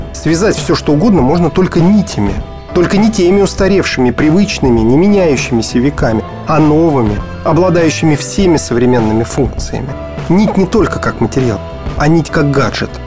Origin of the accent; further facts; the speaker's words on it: Moscow, Russia; родился, учился в Москве